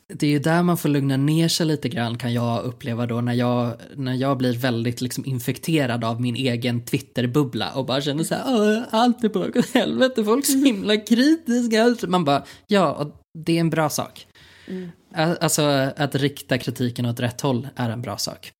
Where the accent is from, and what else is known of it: Sweden